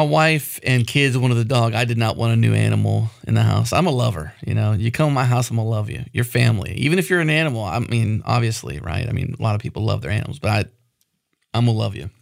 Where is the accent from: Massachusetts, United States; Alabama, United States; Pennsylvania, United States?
Pennsylvania, United States; now in Texas, United States; I lived in Pennsylvania, so I'm originally from Pennsylvania. I live in Texas now